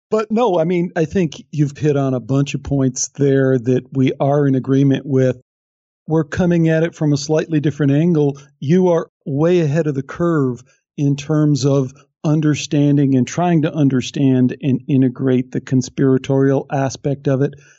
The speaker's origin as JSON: {"language": "English", "town": "Chicago", "region": "Illinois", "country": "United States", "said": "I'm from Chicago"}